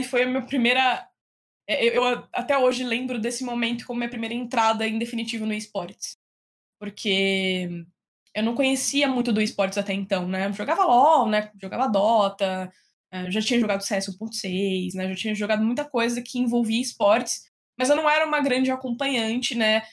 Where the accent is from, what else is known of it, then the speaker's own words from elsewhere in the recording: interior of São Paulo, Brazil; also born or lived in Piracicaba / Bauru; eu sou do interior de São Paulo, né? Então, eu morava no interior, nasci no interior.